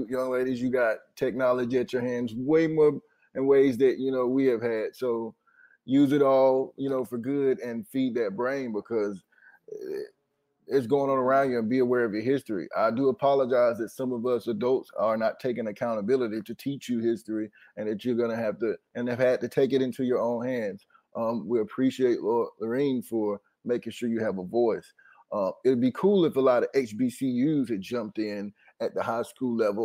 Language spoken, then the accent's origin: English; North Carolina, United States; I'm from North Carolina, and right under Virginia